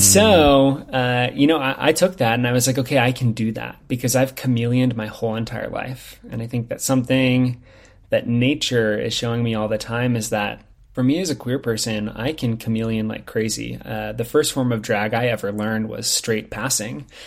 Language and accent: English; Lincoln, Nebraska, United States; now in Bend, United States; I'm from Lincoln, which is the capital city